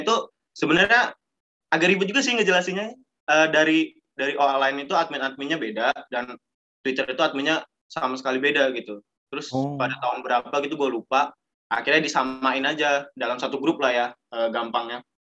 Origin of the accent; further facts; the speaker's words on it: Lampung, Indonesia; Gue sendiri dari Lampung